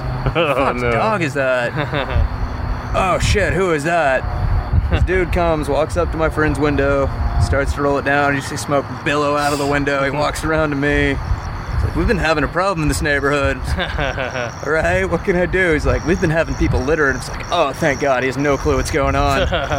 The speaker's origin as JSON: {"language": "English", "town": "Austin", "region": "Texas", "country": "United States"}